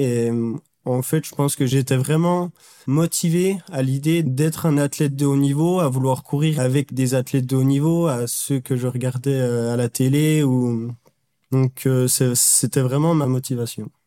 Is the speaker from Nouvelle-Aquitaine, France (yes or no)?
no; Jura, Bourgogne-Franche-Comté, France; je viens du Jura et l'académie était basée à Besançon, donc à une heure de chez moi